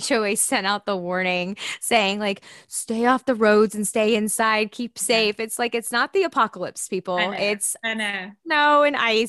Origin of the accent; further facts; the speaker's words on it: the South, United States; now in Austin, United States; I'm from the South